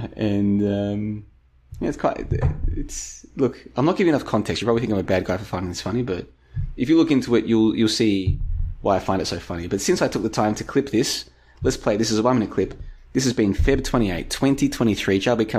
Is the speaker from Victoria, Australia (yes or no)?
yes; Victoria, Australia; No, a little bit further southeast than Doveton. But we played in the same football league as Doveton.